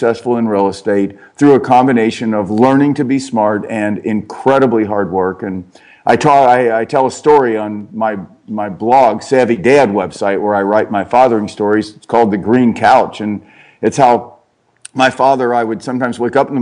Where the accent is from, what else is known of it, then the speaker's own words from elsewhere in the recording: Cincinnati, Ohio, United States; I grew up in Cincinnati, Ohio